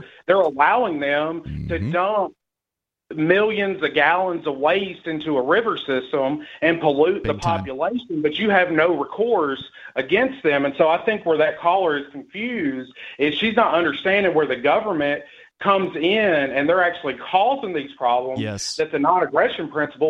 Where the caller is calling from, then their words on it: Tennessee, United States; from Tennessee.